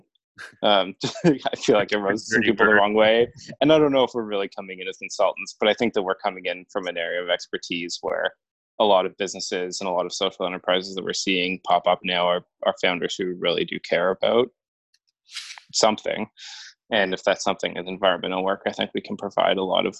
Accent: Central Ontario, Canada; moved away as an adult; also born or lived in British Columbia; I grew up in Central Ontario, actually, and I moved out here a few years ago

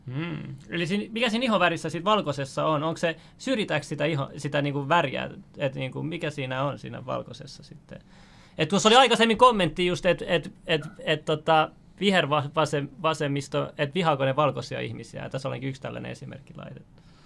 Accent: Finland; also born or lived in Iran; mun vanhemmat on Iranista, ne, ne on tullut tänne kiintiöpaikolaisena, et, tota, sille, että niinku, Su- Suomi itse vapaaehtoisesti tarjosi sitten, kun tuli Irak, Ir, Iranin sodan aikana, vanhemmat tuli tänne näin, ja mä synnyin sitten Suomessa

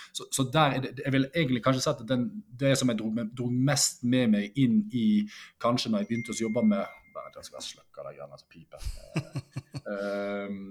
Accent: Norway; Norseman rett utenfor døra der jeg vokste opp og går hjemme

